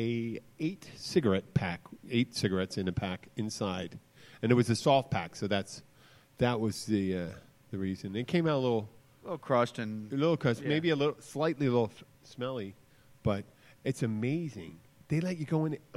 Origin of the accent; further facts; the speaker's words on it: Philadelphia, Pennsylvania, United States; moved away; I'm from Philadelphia